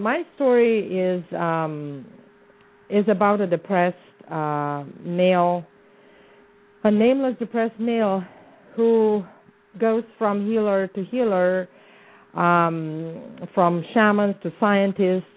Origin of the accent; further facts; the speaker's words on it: Bucharest, Romania; moved away as an adult; now in Arizona, United States; I was born and raised in the Balkans